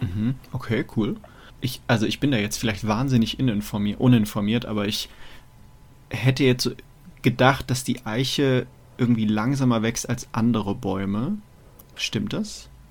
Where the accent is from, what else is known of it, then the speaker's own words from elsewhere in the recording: Munich area, Bavaria, Germany; now in Mainz, Germany; ich komme aus dem, aus dem Münchner Raum, ähm, da haben wir die Isar und da ist halt sehr viel Wald.